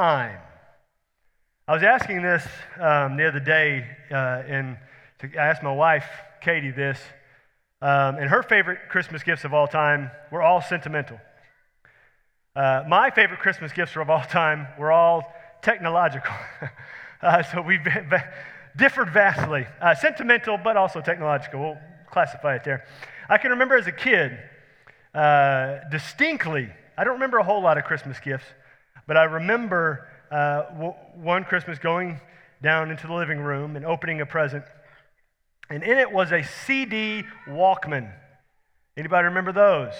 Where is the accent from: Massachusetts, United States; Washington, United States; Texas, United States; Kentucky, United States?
Texas, United States; Houston; We grew up in Houston.